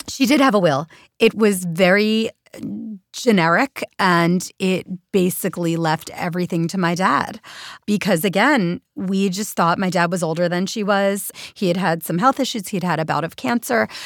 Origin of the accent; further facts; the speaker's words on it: Philadelphia, Pennsylvania, United States; moved away as an adult; also born or lived in New York City; Philadelphia, where, where, my hometown